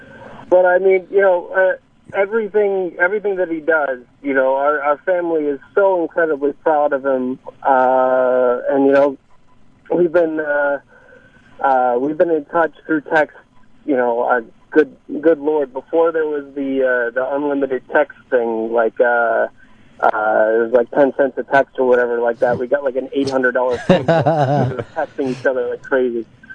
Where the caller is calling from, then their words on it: Fairfield, United States; Yeah, I'm calling you from Fairfield.